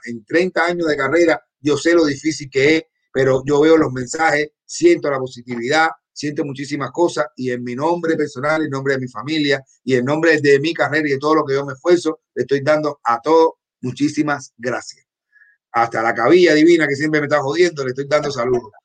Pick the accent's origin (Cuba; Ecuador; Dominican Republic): Cuba; moved away; yo vengo de Cuba, de un barrio donde todo el mundo estábamos iguales